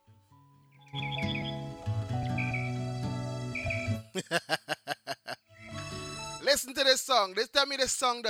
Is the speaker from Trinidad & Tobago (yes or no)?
yes; Trinidad & Tobago; I grew up in the Caribbean